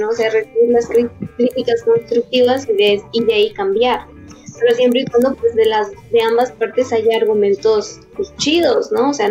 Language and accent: Spanish; Mexico; no me acuerdo qué se había preparado, pero soy mexicano